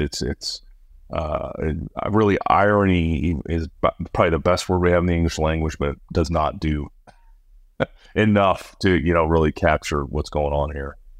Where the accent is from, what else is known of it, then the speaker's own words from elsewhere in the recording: Iowa, United States; my home state of Iowa